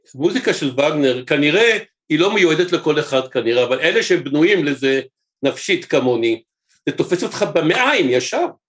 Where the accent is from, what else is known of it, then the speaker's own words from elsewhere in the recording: Jerusalem, Jerusalem District, Israel; אני ירושלמי במקור